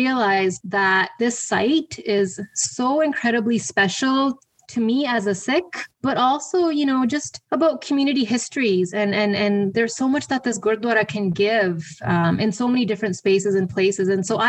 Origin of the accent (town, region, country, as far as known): Alberta, Canada; born or raised there; also born or lived in Bradford, England; now in Abbotsford, Canada